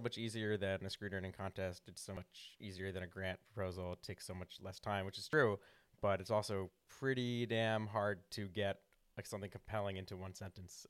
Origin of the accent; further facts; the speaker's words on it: Havertown, Pennsylvania, United States; also born or lived in Villanova; now in Philadelphia, United States; I grew up in Havertown, and then we moved closer to, like, Villanova